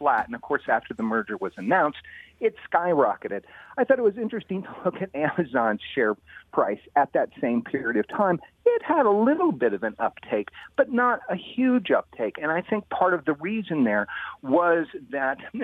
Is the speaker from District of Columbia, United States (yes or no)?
yes; Washington, District of Columbia, United States; I'm from Washington, D.C.